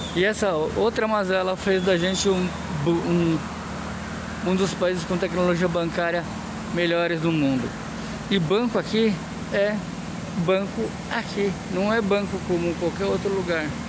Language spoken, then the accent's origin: Portuguese; Brazil; da gente como brasileiros